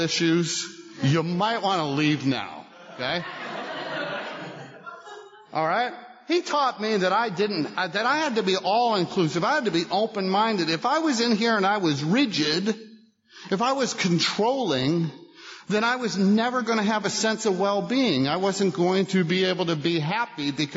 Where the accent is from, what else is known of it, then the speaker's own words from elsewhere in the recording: Buffalo, New York, United States; I grew up in Buffalo